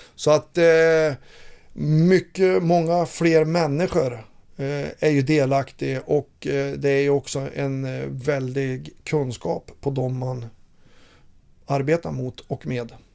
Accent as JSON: {"language": "Swedish", "town": "Fränsta", "region": "Västernorrland County", "country": "Sweden", "tie": "born or raised there", "moved": "yes", "said": "Jag jagar älg i mina hemtrakter uppe i Fränsta"}